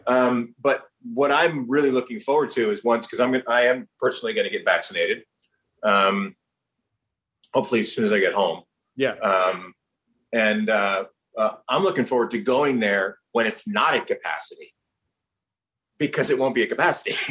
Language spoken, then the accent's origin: English; New Jersey, United States; also born or lived in New York; I was born in New York raised in New Jersey